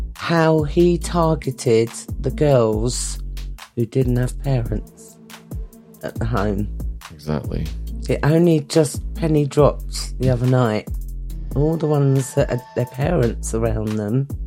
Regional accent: London, United Kingdom; also born or lived in Greenwich; I was born in St Nicholas's Hospital in Plumstead, which was a house

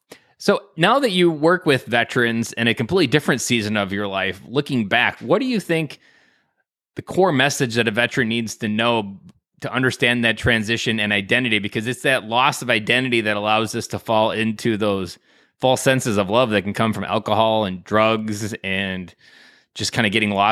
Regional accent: Wisconsin, United States; I'm from Wisconsin.

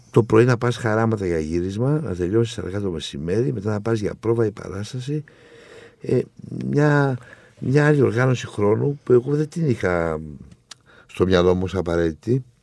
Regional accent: Thessaloniki, Central Macedonia, Greece; Εγώ λέω ότι είμαι Θεσσαλονίκη, αλλά η καταγωγή μου είναι από την Κρήτη.

